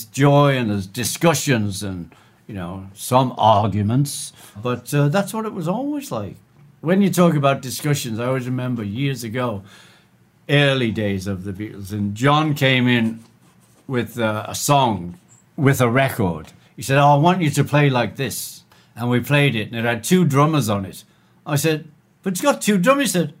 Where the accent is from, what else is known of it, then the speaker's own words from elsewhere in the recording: Liverpool, North West England, United Kingdom; We're from Liverpool